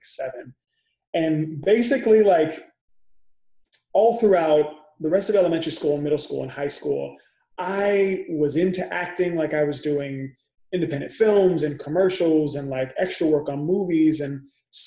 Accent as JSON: {"language": "English", "town": "Benicia", "region": "California", "country": "United States", "tie": "born or raised there", "moved": "yes", "lives_now": "New York City, United States", "said": "Benicia is a tiny little town in Northern California, the East Bay area. It's about like an hour outside of San Francisco. And, you know, it was a cool place to grow up"}